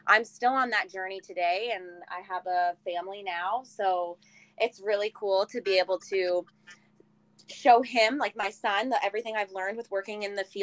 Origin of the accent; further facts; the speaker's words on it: Nova Scotia, Canada; moved away as an adult; also born or lived in Alberta; I am originally from Nova Scotia. I moved after college to Alberta